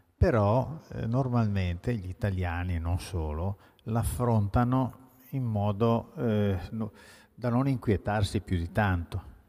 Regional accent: Cuneo, Piedmont, Italy; moved away; also born or lived in Veneto / Paris; Sono piemontese proprio, quindi pien-, di cuneo, peraltro

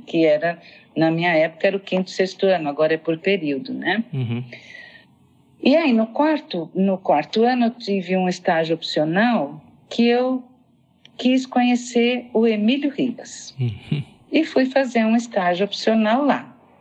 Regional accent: São Paulo, Brazil; eu sou paulistana, né? nasci em São Paulo

